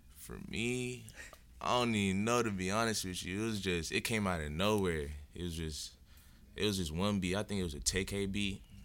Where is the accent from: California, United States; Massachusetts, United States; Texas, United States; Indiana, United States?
Massachusetts, United States; Lowell; moved away as an adult; now in Tacoma, United States; I'm from Lowell, Massachusetts